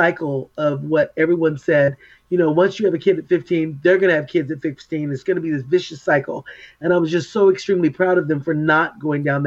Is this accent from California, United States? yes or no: yes; Oxnard, California, United States; I was born and raised in Oxnard, actually in Port Hueneme